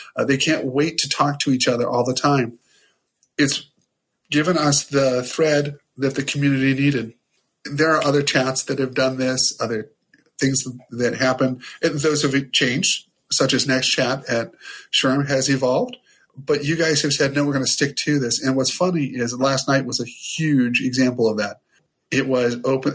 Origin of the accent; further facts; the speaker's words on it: Ohio, United States; I'm from Ohio. I'm from this small town in Ohio